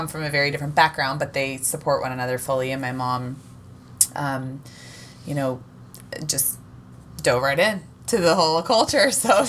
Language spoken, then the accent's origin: English; Louisville, Kentucky, United States; I am from Louisville, Kentucky, and my mom is from San Fran. Well, Marin County. My dad's from Kentucky.